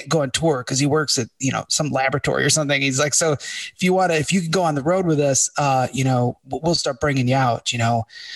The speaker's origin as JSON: {"language": "English", "town": "Chicago", "region": "Illinois", "country": "United States", "said": "We're from Chicago"}